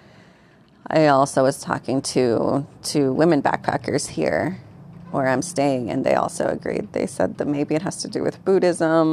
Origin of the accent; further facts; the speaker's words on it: United States; also born or lived in Mexico; I'm a formerly undocumented Mexican-American